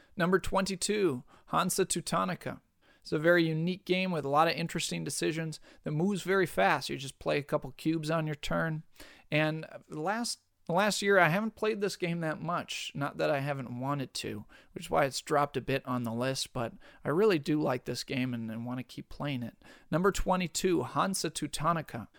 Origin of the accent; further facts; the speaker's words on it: Minnesota, United States; being a Minnesotan myself